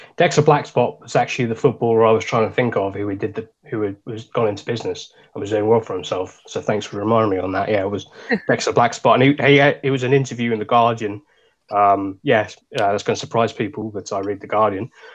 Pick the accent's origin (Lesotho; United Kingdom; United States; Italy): United Kingdom; Suffolk, East of England; we're from Suffolk